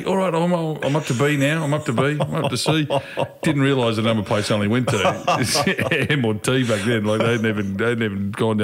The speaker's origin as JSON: {"language": "English", "town": "Beechworth", "region": "Victoria", "country": "Australia", "said": "I'm from Beechworth"}